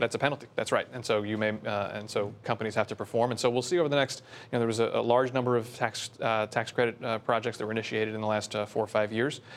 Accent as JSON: {"language": "English", "area": "Bergen County", "region": "New Jersey", "country": "United States", "tie": "born or raised there", "also_born_or_lived": "Washington / New York City", "said": "I grew up in Bern County, so, uh, born and raised in New Jersey"}